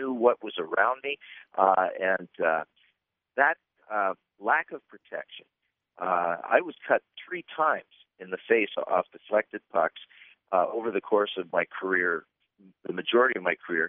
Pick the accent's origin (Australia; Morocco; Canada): Canada; moved away as an adult; I grew up in Canada playing to the junior